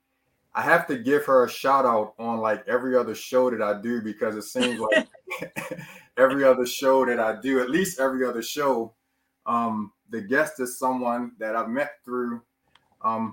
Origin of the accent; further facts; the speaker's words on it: Baltimore, Maryland, United States; I'm from Baltimore.